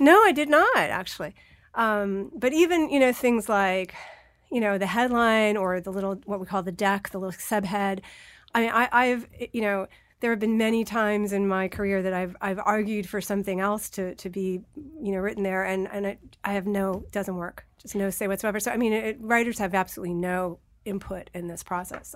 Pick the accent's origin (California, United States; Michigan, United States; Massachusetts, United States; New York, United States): New York, United States; I'm a New Yorker. I lived through nine eleven.